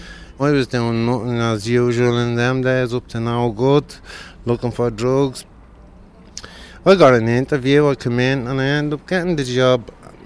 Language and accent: English; Dublin, Leinster, Ireland; I'm from Ballymun.